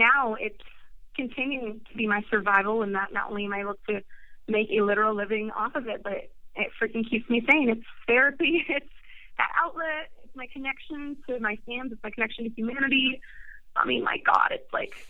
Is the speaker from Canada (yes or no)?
no; Sweden; moved away; I'm from Sweden, and I was visiting my family there this past February